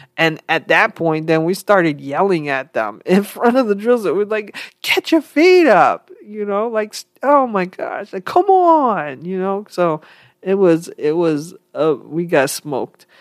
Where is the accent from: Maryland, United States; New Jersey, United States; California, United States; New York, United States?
New York, United States; I was from New York